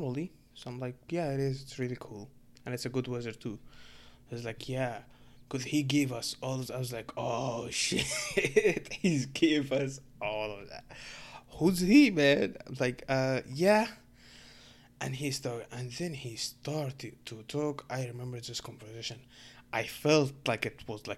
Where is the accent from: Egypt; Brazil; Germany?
Egypt; English is a second language; now in Canada; I'm a Muslim dude from Egypt